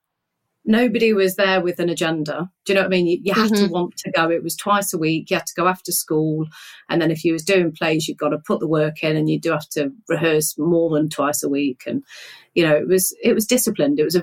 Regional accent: Nottingham, East Midlands, United Kingdom; I grew up in Nottingham. I grew up in an area called Woolerton

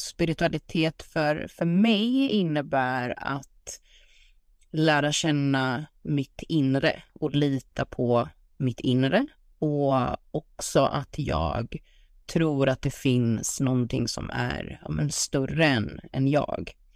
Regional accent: Sweden; also born or lived in United States; hemma i Sverige

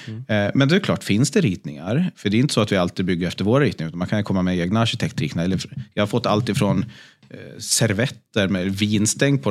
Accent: Sundborn, Dalarna County, Sweden; also born or lived in Stockholm; now in Gotland, Sweden; Falun, eller rättare sagt Sundborn, en, en eh, bit utanför Falun

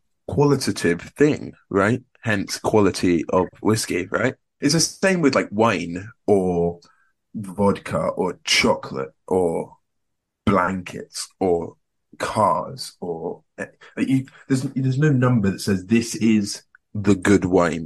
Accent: Scotland, United Kingdom; Can I say I'm from Scotland? I can say I'm from Scotland.

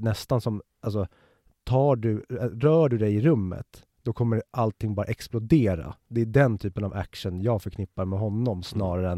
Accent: Stockholm, Stockholm County, Sweden; du och jag är ju born and raised i Stockholm, alltså en kvart utanför tullarna.

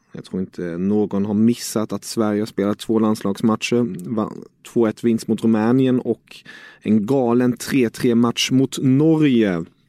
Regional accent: Germany; som tysk

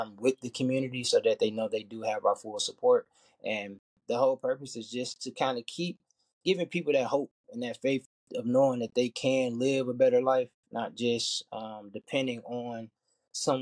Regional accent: Detroit, Michigan, United States; I'm from Detroit, Michigan

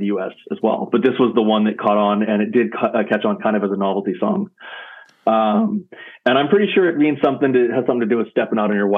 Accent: San Diego, California, United States; I was born and raised in San Diego

